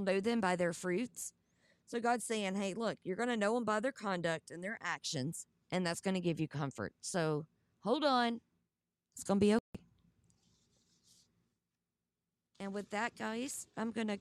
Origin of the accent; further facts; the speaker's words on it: the South, United States; accent: southern; My southern accent